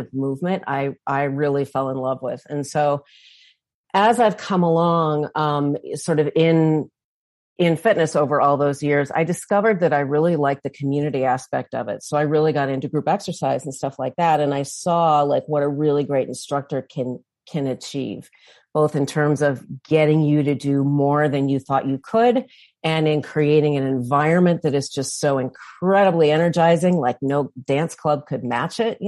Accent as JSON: {"language": "English", "town": "St. Louis", "region": "Missouri", "country": "United States", "moved": "yes", "lives_now": "Northern Michigan, United States", "said": "I'm from St. Louis originally, and now I live in Northern Michigan"}